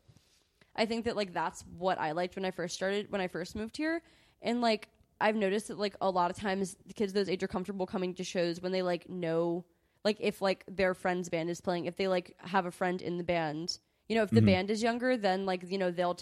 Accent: Mandeville, Louisiana, United States; now in Baton Rouge, United States

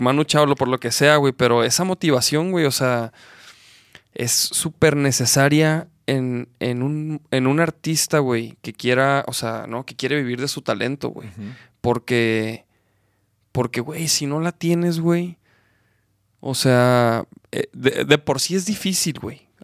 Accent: Chihuahua, Mexico; now in Guadalajara, Mexico; yo soy de Chihuahua

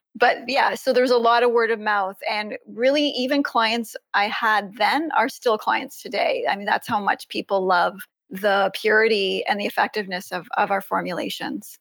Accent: Ontario, Canada; I live in Canada. I'm from Ontario.

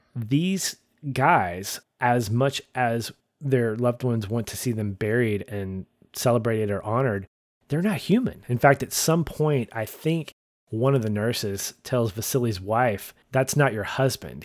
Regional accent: United States; as a Westerner, as an American

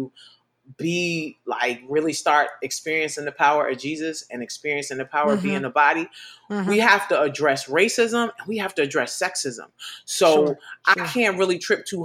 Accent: New York City, New York, United States; I grew up in New York City.

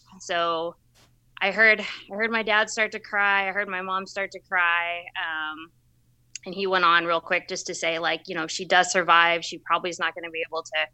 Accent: Plano, Texas, United States; I'm originally from Plano, Texas, right outside the Dallas area.

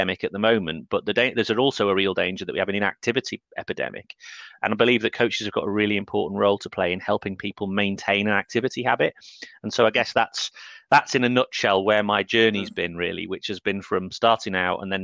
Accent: North Wales, United Kingdom; I grew up in North Wales

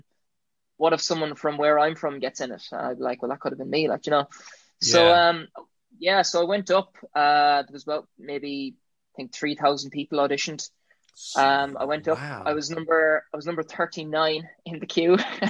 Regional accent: County Galway, Connacht, Ireland; I'm from County Galway.

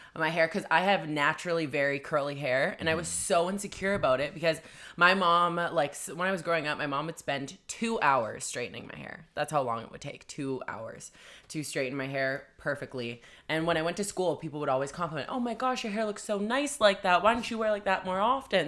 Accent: Vancouver, British Columbia, Canada; I'm from, like, Vancouver.

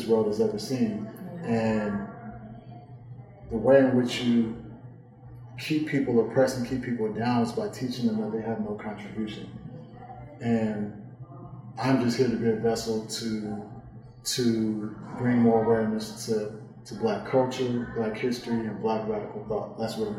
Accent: Oakland, California, United States; I'm from Oakland, California

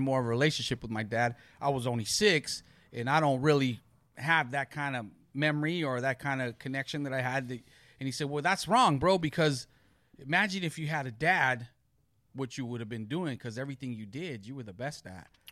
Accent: Long Beach, California, United States; I grew up in Long Beach, born and raised.

